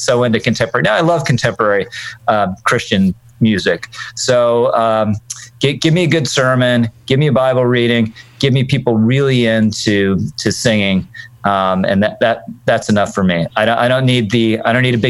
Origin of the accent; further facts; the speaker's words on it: Virginia, United States; moved away as an adult; now in New York, United States; I was originally from Virginia